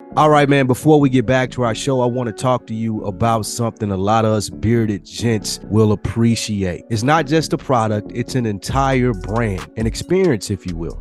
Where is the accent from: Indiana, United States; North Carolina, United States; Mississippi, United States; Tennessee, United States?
Tennessee, United States; Nashville